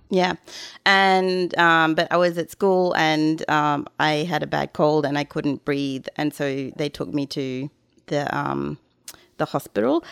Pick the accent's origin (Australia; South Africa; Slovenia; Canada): Australia; moved away; I'm too Australian